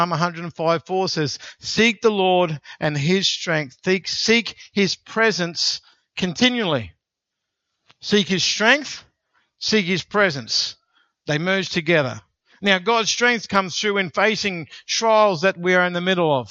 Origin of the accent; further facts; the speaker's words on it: Australia; because we're Australian